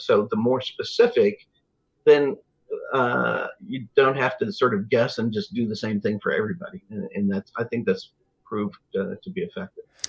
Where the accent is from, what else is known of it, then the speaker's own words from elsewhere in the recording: Lawrence, Kansas, United States; moved away as an adult; also born or lived in Chicago / Phoenix / Atlanta; now in Wichita, United States; I grew up in Lawrence, outside Kansas City